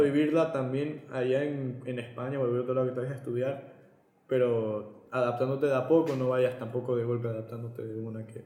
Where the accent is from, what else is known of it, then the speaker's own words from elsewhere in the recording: Ecuador; moved away as an adult; now in Spain; siendo un ecuatoriano